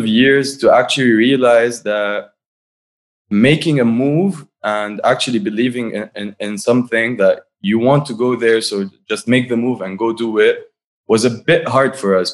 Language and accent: English; Byblos, Keserwan-Jbeil, Lebanon; moved away as an adult; now in Beirut, Lebanon; We're all from Byblos.